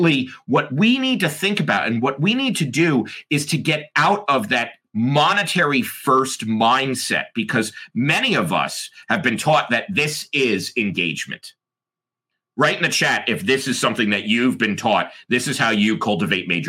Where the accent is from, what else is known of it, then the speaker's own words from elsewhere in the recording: United States; I'm American